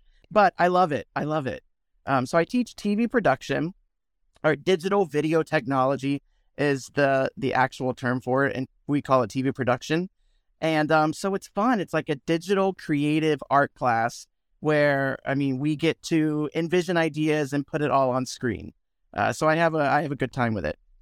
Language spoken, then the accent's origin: English; Williston, Florida, United States; also born or lived in Gainesville, Florida; I grew up in a small town called Williston in Florida